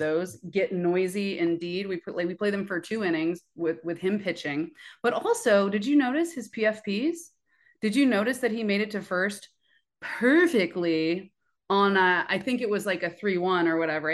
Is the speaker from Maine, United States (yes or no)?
no; Oakland, California, United States; I am from Oakland, born and raised, but originally from New York